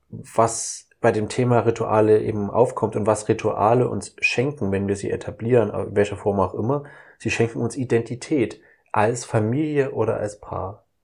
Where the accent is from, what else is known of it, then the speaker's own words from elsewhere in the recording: Saxony, Germany; ich komme ja aus dem Osten, aus Sachsen. Das heißt, ich bin ja aufgewachsen mit Pyramiden, mit Räuchermännern, mit Schwibbögen